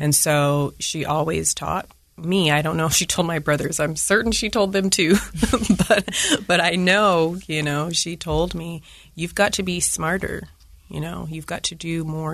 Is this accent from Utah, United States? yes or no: yes; Layton, Utah, United States; I'm an African-American female, and I was born and raised in Layton, Utah.